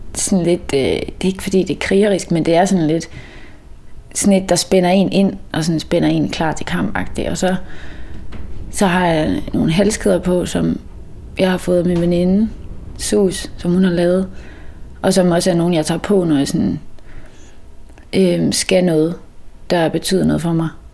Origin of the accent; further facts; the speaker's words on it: Mols, Central Denmark Region, Denmark; moved away as an adult; also born or lived in Copenhagen / Aarhus / Klitmøller; jeg er egentlig vokset op øh, på Mols